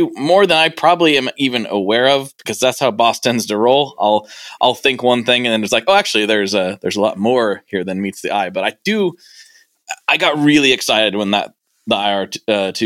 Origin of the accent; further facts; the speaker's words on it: Portland, United States; I'm from Portland